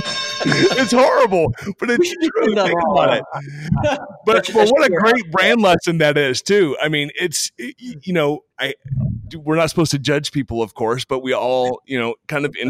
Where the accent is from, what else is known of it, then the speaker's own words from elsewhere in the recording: Texas, United States; I'm a Texan